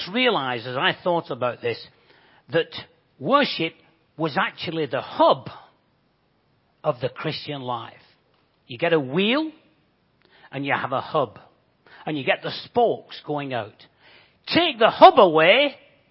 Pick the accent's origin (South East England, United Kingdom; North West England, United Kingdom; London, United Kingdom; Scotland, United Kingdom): North West England, United Kingdom; Bolton; accent: Bolton; moved away as an adult; also born or lived in Japan; now in Crawley area, United Kingdom; You guess from my accent, I'm not from these parts. I actually come from Bolton.